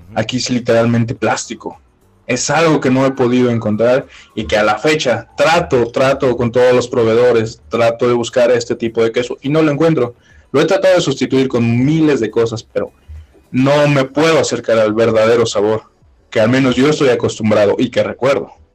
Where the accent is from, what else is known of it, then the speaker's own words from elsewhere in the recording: Puebla, Mexico; moved away as an adult; now in Fort Wayne, United States; yo soy eh, originario de la ciudad de Puebla, Puebla, Puebla